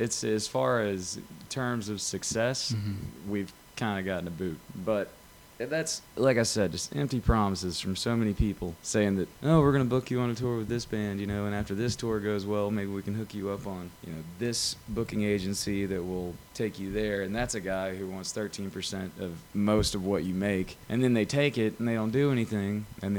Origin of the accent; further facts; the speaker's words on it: Birmingham, Alabama, United States; born there; I was born in Birmingham. I lived in Auburn for about 12 years.